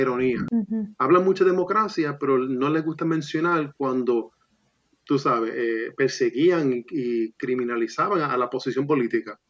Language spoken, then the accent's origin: Spanish; Puerto Rico